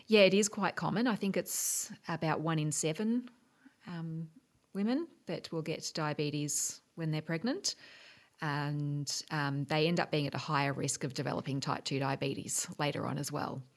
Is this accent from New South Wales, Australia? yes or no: no; Geelong, Victoria, Australia; also born or lived in Melbourne, Australia / Washington, United States; I grew, I grew up in Geelong